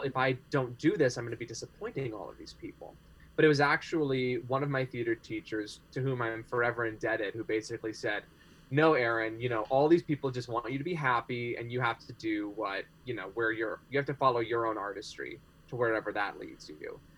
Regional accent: California, United States; also born or lived in New Hampshire; my family is uh, from California, and I'm back there with them now. But I recent, most recently lived in New Hampshire, where I was for about two years

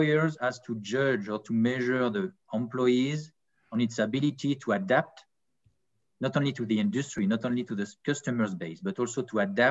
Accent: Annecy, Auvergne-Rhône-Alpes, France; also born or lived in French Riviera; I was born in Annecy in France, so it's near the Alps.

